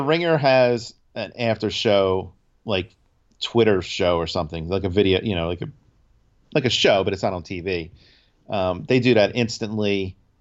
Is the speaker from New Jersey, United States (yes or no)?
yes; New Jersey, United States; we're from Jersey